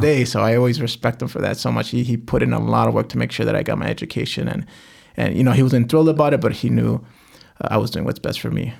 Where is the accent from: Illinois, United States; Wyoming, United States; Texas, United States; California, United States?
Illinois, United States; Cicero; also born or lived in Back of the Yards, Chicago; I grew up in Cicero. I, I, we, I was born in back of the yards